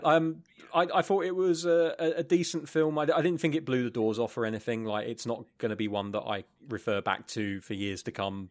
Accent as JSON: {"language": "English", "region": "England", "country": "United Kingdom", "said": "I'm English"}